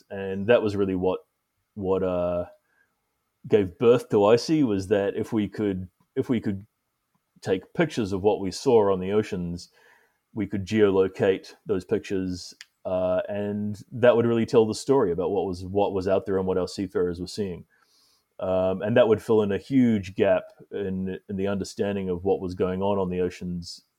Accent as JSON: {"language": "English", "country": "New Zealand", "also_born_or_lived": "Singapore / Greece", "moved": "yes", "lives_now": "United States", "said": "Um, I'm originally from New Zealand, um, although I've lived uh, for a large part of my life in Singapore uh, and more recently Greece, and now I'm in the United States."}